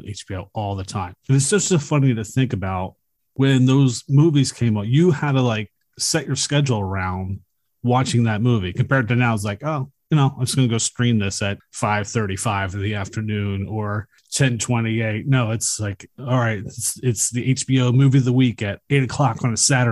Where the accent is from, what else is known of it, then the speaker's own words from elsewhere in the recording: Philadelphia, Pennsylvania, United States; I grew up in Philadelphia at a row home